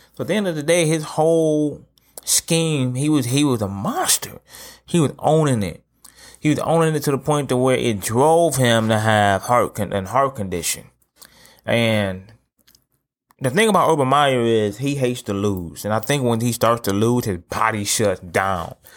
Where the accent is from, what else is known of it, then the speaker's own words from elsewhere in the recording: Toledo, Ohio, United States; I'm from Toledo, Ohio, right? I live here currently.